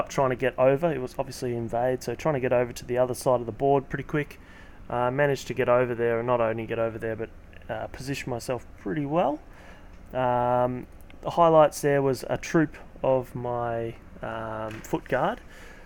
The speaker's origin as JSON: {"language": "English", "town": "Canberra", "region": "Australian Capital Territory", "country": "Australia", "said": "I said that I was from Canberra"}